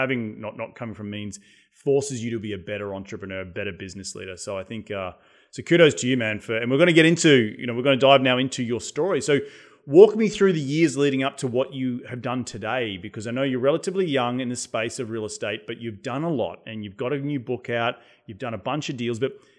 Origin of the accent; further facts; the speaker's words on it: Australia; accent: Australian; now in United Kingdom; remember moving to England many, many years ago, and people couldn't understand what I was saying because of my thick Australian accent.